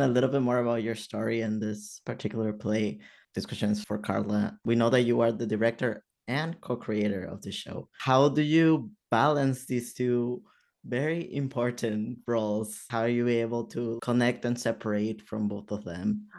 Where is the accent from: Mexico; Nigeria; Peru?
Peru; moved away; I'm from Peru